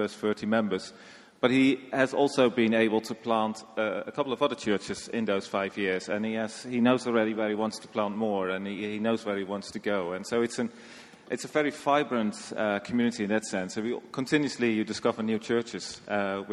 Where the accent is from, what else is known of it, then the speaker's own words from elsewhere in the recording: Netherlands; moved away as an adult; also born or lived in Sri Lanka / South Sudan / Afghanistan / Sudan; now in Nepal; I'm from the Netherlands.